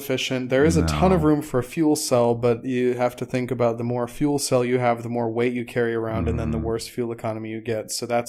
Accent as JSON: {"language": "English", "region": "Arizona", "country": "United States", "tie": "born or raised there", "also_born_or_lived": "Dallas, Texas", "moved": "yes", "said": "So, like, growing up in Arizona, I'm the youngest of five."}